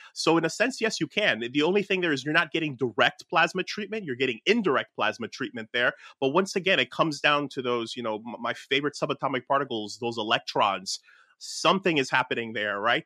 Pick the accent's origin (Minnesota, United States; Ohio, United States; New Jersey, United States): New Jersey, United States; Newark; my hometown of like Newark, New Jersey